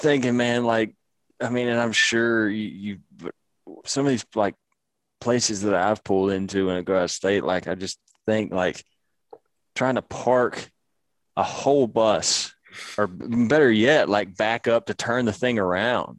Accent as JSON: {"language": "English", "region": "Mississippi", "country": "United States", "tie": "born or raised there", "said": "living and growing up in Mississippi"}